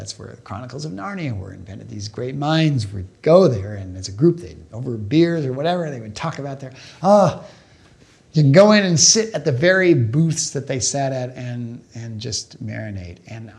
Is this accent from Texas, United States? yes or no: no; Portland, Oregon, United States; I grew up in Portland, Oregon. The Goonies were shot in Astoria.